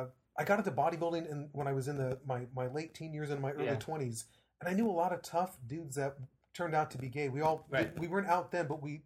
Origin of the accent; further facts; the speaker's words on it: Ashland, Oregon, United States; moved away; I grew up in Ashland, Oregon.